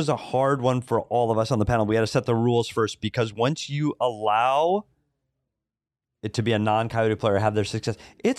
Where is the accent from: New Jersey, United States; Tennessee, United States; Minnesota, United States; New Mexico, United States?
Minnesota, United States; I'm from Minnesota. Breck High School is a small private school outside of the Minneapolis area.